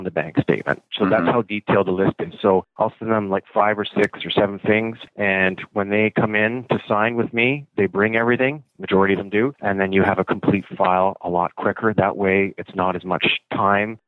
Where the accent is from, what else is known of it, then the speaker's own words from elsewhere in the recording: Orillia, Ontario, Canada; now in London, Canada; I'm actually from Orillia, which is just north of Toronto.